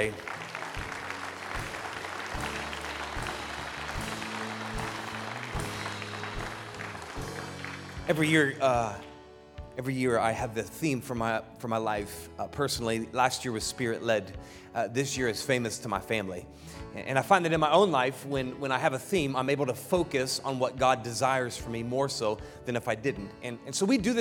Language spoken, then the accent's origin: English; Piqua, Ohio, United States; moved away as an adult; I grew up in Ohio, from Ohio, the great state of Ohio